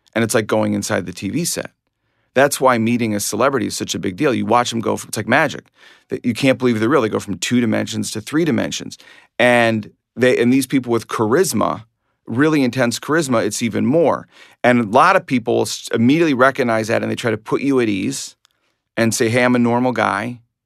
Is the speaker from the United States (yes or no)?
yes; Glencoe, Illinois, United States; I grew up in Glencoe, Illinois, not Glen Cove, Long Island